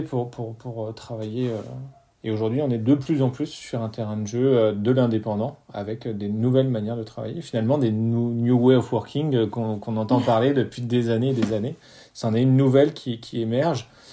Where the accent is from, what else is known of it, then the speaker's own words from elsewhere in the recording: France; chez nous en France